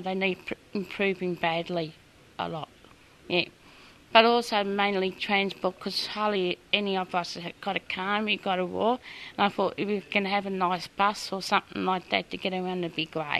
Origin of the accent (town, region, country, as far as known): Alexandra, Victoria, Australia